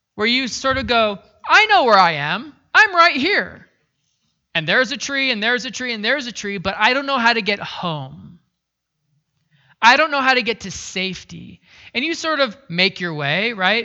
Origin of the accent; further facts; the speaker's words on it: Pacific Northwest, United States; moved away; I grew up in the Pacific Northwest